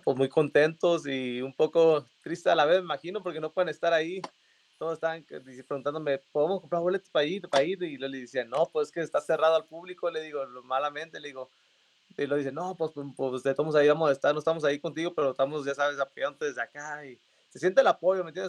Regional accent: Mexicali, Baja California, Mexico; soy de Mexicali, Baja California. Empecé mi carrera en Mexicali

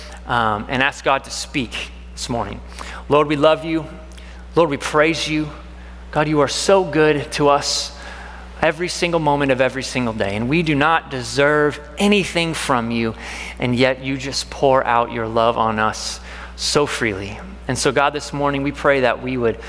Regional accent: Washington, United States; now in Texas, United States; I grew up in Washington

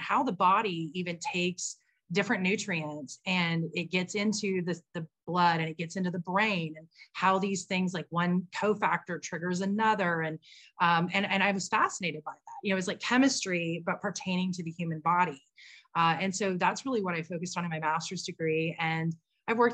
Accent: Dallas, Texas, United States; now in San Diego, United States; My childhood growing up in Dallas

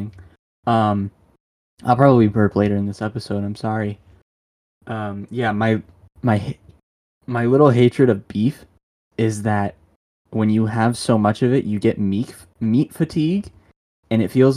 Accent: Michigan, United States; I'm from Michigan. I live in Michigan

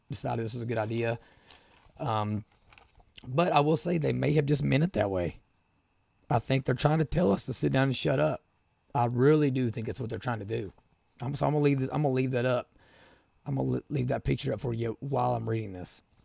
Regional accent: Appalachia, United States; I'm from Appalachia

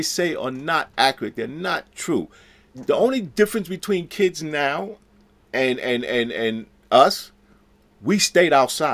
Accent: New York City, New York, United States

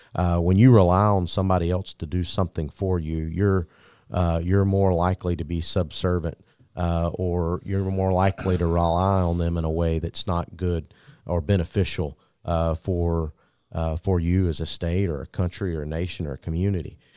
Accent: Ocilla, Georgia, United States; Jay's from my hometown, from Osceola, Georgia

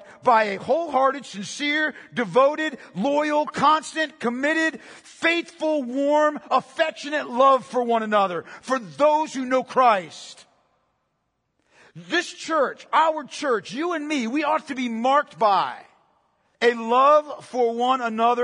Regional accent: Pennsylvania, United States; I'm from Pennsylvania

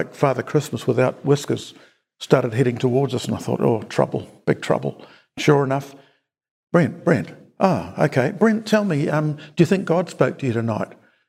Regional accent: Napier, Hawke's Bay, New Zealand; also born or lived in Auckland; First 24 years in Napier, but I grew up in Auckland.

